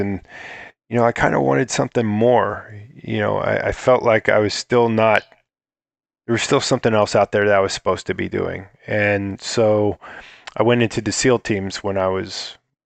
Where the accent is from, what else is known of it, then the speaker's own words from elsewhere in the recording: Akron, Ohio, United States; also born or lived in Bath, Ohio; I was in Ohio. I was born in Akron, Ohio, and I, in a farm town called Bath